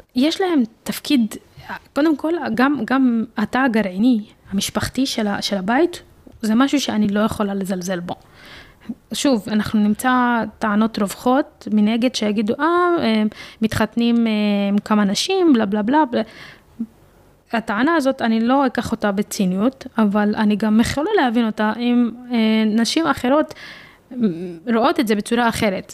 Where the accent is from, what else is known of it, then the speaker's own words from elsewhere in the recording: Jaffa, Tel Aviv District, Israel; ביפו, אני מרגישה כפלסטינית אה, יפואית